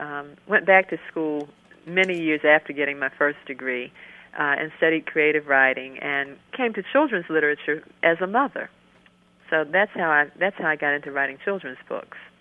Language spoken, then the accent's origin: English; Maryland, United States; now in North Carolina, United States; I live in North Carolina now, but I was born and raised in Maryland